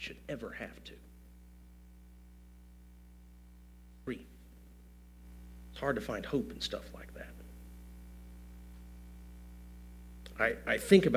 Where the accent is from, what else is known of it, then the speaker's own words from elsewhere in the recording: Gulf Coast, United States; we grew up on the Gulf Coast.